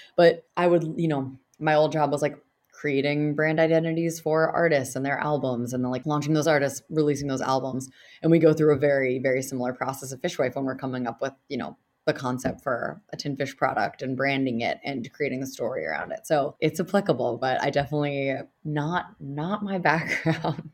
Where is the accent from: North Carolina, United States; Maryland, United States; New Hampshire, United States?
New Hampshire, United States; I'm from New Hampshire.